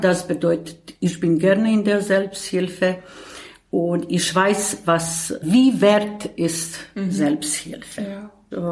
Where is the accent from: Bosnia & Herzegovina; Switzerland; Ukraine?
Bosnia & Herzegovina; German is a second language; moved away as an adult; now in Berlin, Germany; eine Flüchtling aus Bosnien und Herzegowina